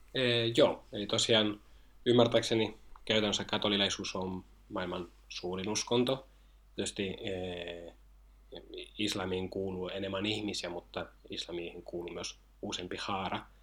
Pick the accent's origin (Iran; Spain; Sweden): Spain; Finnish is a second language; moved away as an adult; now in Finland; mä oon itse alun perin Espanjasta ja muuten Suomen opiskelemaan tänne